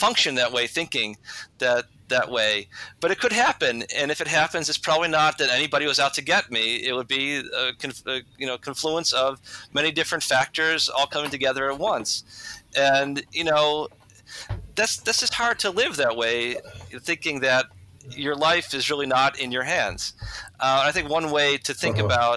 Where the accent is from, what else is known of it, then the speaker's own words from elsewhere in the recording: United States; as an American Catholic